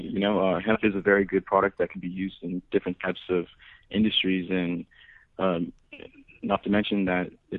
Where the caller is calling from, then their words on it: Glendale, United States; We're calling from Glendale.